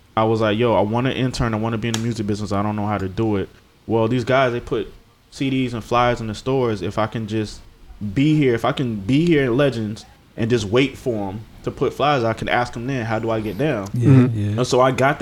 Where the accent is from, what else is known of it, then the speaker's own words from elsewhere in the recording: Hampton, Virginia, United States; A kid from Hampton, Virginia